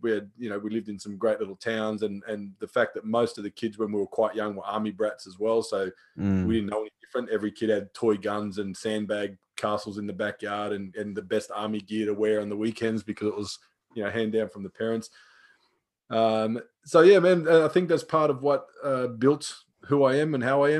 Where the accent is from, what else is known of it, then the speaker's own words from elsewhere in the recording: Australia; I grew up out here in Australia with a relatively strict military dad, you know, Vietnam veteran, all the rest of it. And we grew up in regional towns